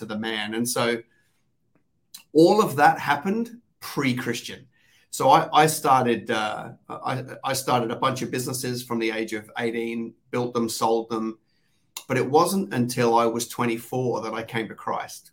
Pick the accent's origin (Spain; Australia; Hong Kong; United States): Australia; accent: Aussie; also born or lived in London, England; I sound Aussie